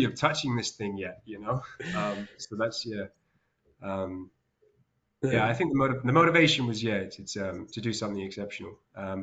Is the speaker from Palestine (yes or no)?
yes; West Bank, Palestine; moved away; I grew up in Palestine in the occupied West Bank